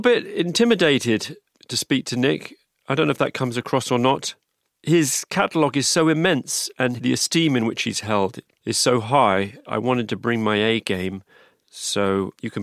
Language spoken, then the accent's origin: English; London, United Kingdom; also born or lived in New York / Los Angeles; I grew up in London, and then I've lived in New York, and I've lived